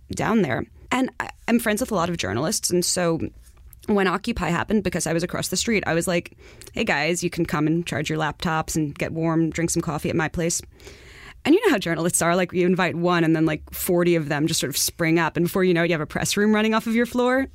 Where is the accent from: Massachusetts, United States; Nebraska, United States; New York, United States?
New York, United States; New York City; I'm from Far Rockaway